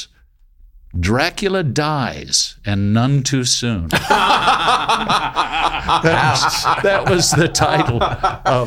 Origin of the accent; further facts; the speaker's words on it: Redlands, California, United States; also born or lived in Colorado; I grew up in Redlands, California.